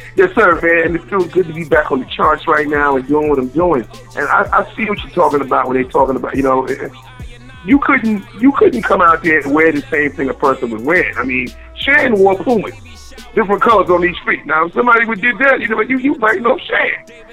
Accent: New York City, New York, United States; I was born in the Bronx. I'm a Bronx, yeah. I'm a Bronx kid

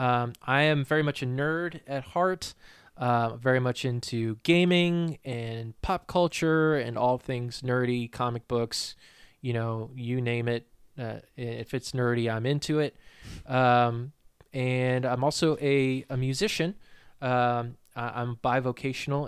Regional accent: New Hampshire, United States; moved away as an adult; now in Virginia, United States; I'm from New Hampshire, uh, born and raised there

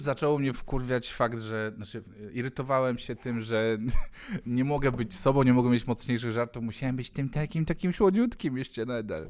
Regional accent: Ulaanbaatar, Mongolia; now in Poland; skąd pochodzę, no mówię z One Bator

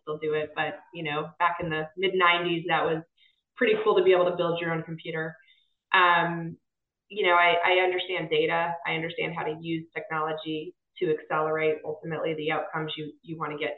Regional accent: Las Vegas, Nevada, United States; moved away as an adult; also born or lived in Boston / San Diego; now in North Carolina, United States; I'm actually second generation, born and raised

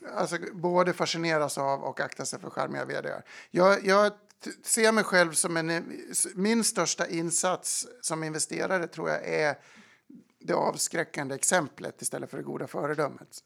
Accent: Falun, Dalarna County, Sweden; moved away as an adult; also born or lived in London; now in New York, United States; jag är från Falun

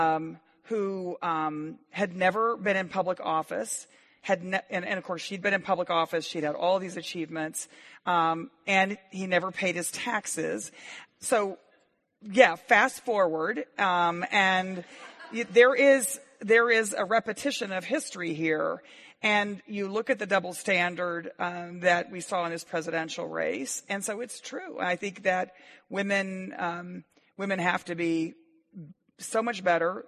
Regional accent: Waco, Texas, United States; my hometown of Waco, Texas

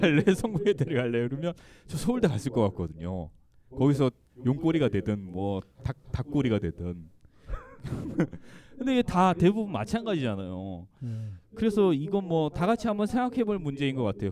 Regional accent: Gangwon, South Korea; 제가 강원도 출신이에요

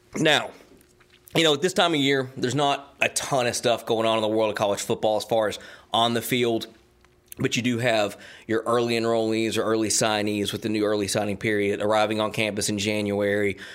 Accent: Georgia, United States; also born or lived in Tennessee / Knoxville, Tennessee; now in South Carolina, United States; I was born in Georgia, uh, lived in Tennessee for a good part of my life.

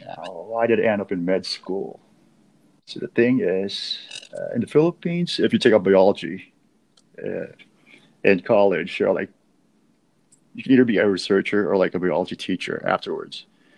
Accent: San Diego, California, United States; also born or lived in Manila; So basically, I was born in Manila. Then when I was about four, we all moved to San Diego in California.

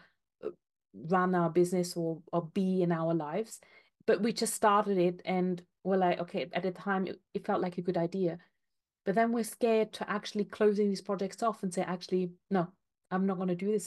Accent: Austria; moved away as an adult; now in United Kingdom; I'm from Austria originally

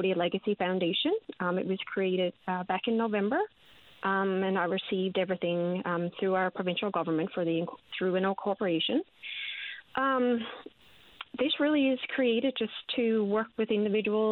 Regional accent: Placentia, Newfoundland and Labrador, Canada; I grew up in Placentia

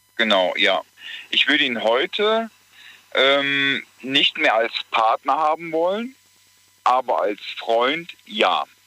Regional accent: Gelsenkirchen, North Rhine-Westphalia, Germany; ich komme aus Gelsenkirchen

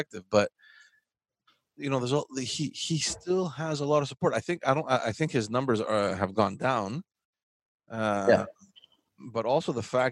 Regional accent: Montreal, Quebec, Canada; I remember growing up in Montreal

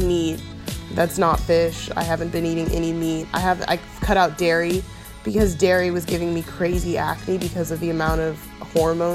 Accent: the South, United States; I was raised in the South

